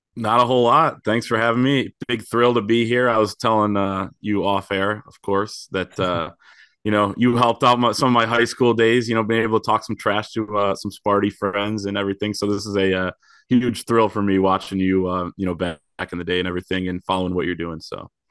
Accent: Grand Rapids, Michigan, United States; I grew up in Grand Rapids

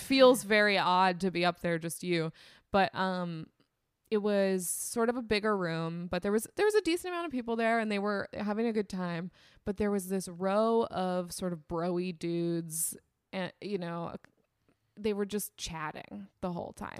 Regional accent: Temecula, California, United States; I grew up in Temecula, California

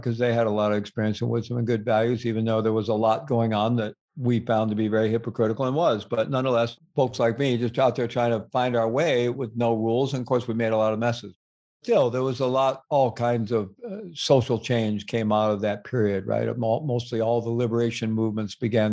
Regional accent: Midwest, United States; moved away; also born or lived in Peru; Where I was growing up in the Midwest

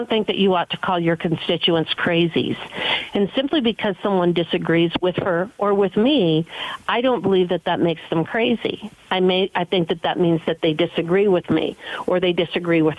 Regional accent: Wyoming, United States; I come from Wyoming, one of the top energy producing states in the nation

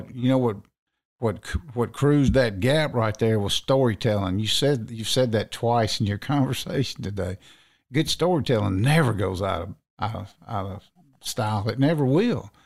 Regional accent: Natchez, Mississippi, United States; moved away; I ended up going back to my hometown down in Natchez, Mississippi

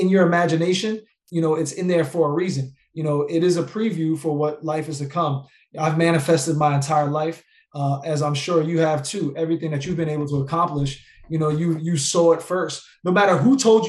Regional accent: New York, United States; I'm from New York, you know, and I'm Puerto Rican and Black

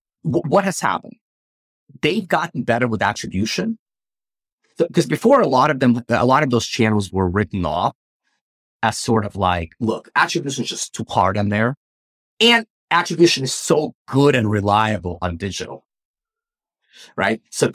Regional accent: Ukraine; I'm originally from Ukraine. I believe you are as well. So it hit very close to home.

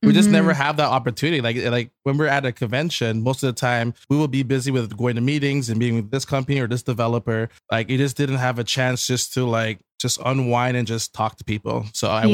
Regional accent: Canada; as a Canadian

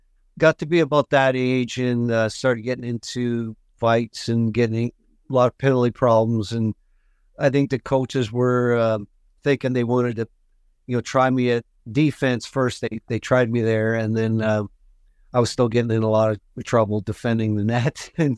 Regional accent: Carman, Manitoba, Canada; Carmen, Manitoba.

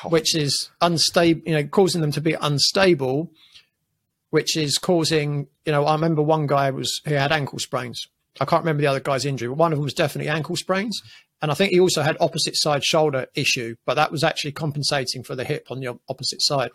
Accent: England, United Kingdom; growing up in England

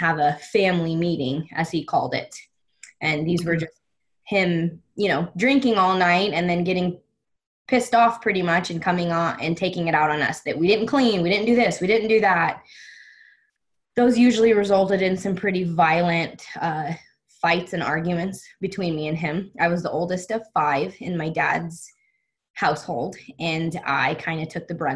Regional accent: Las Vegas, Nevada, United States; I was born and raised in Las Vegas.

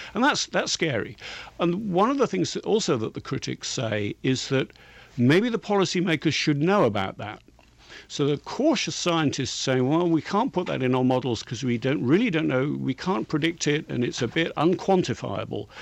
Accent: England, United Kingdom; I'm English

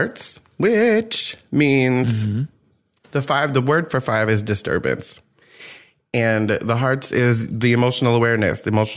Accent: New Jersey, United States; I grew up in Jersey

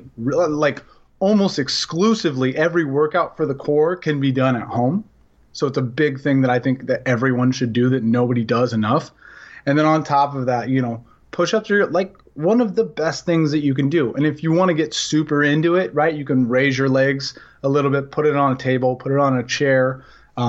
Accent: Portland, Oregon, United States; now in Los Angeles, United States; I come from Portland and I live

